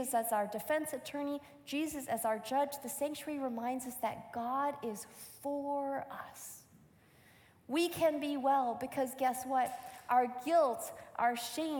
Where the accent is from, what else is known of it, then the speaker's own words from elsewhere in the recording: Michigan, United States; I grew up in Michigan, and this was my home church